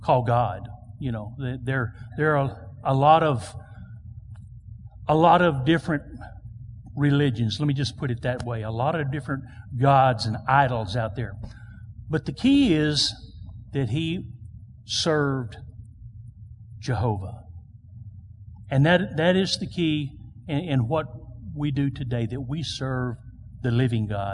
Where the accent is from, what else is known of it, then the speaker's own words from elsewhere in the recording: United States; I am proud to be an American. So thankful to be born in this country.